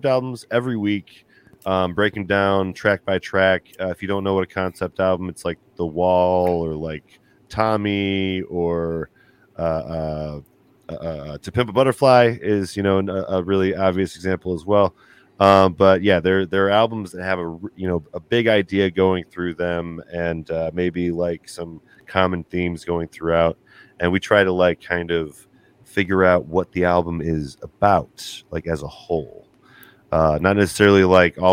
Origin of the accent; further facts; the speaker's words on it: Beloit, Wisconsin, United States; now in Madison, United States; I am in Madison, Wisconsin. I grew up in Beloit